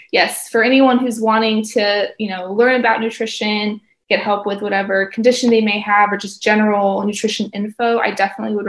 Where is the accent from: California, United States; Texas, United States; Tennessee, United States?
Tennessee, United States; also born or lived in Florida; now in Gainesville, United States; I have been in Florida for a while now, but I am originally from Tennessee